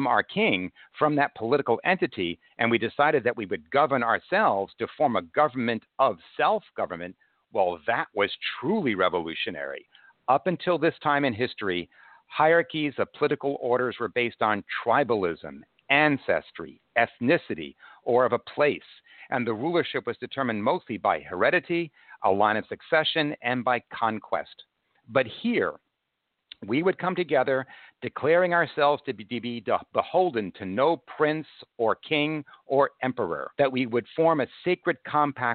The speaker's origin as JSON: {"language": "English", "country": "United States"}